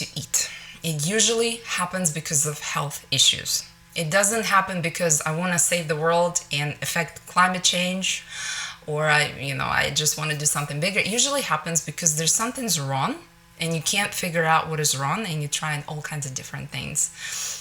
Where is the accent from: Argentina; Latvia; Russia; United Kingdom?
Russia; moved away as an adult; now in Northwest Arkansas, United States; I grew up in Russia where it's meat and potatoes